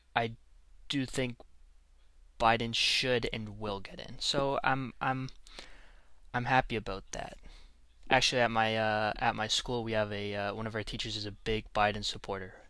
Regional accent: Canada; I'm Canadian. I am not an American

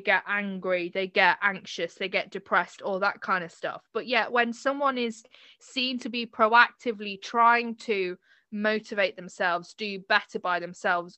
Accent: United Kingdom

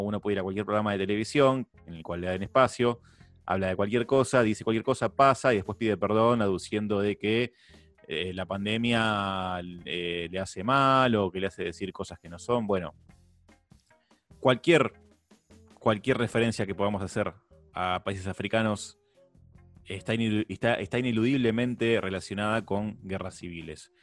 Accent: Argentina; Acá en Argentina tenemos la sana costumbre

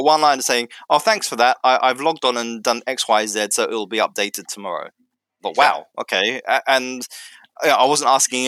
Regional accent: United Kingdom; now in Finland; being a British citizen.

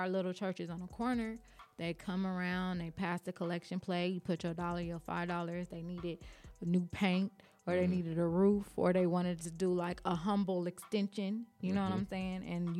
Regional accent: Los Angeles, California, United States; also born or lived in Compton; I grew up in South Central Los Angeles. You know, you got a little church, little wooden church on every corner.

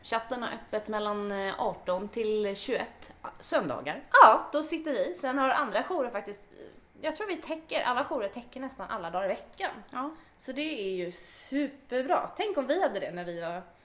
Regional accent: Åkersberga, Stockholm County, Sweden; jag är också född och uppväxt i Åkersberga

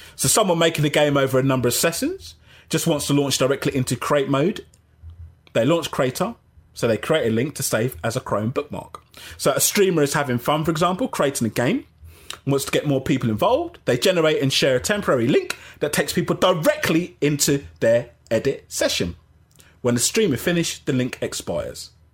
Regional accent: Jamaica; I'm Jamaican

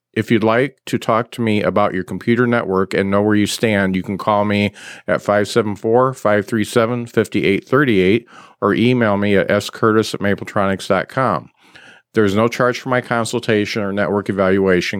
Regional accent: Mishawaka, Indiana, United States; I'm from Mishawaka

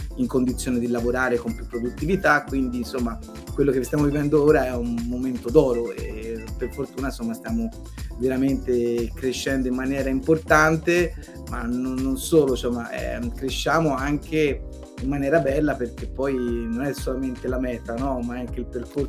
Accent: Montelupo Fiorentino, Tuscany, Italy; sono stato anche amministratore locale del, del, mio paese, che è un piccolo paese a 20 minuti da Firenze, si chiama Montelupo Ferentino

